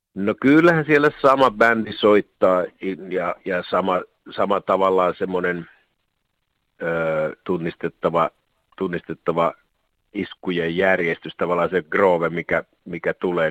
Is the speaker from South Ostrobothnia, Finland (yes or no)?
yes; Alavus, South Ostrobothnia, Finland; nyt ollaan kumpikin alavuudelta kotoisin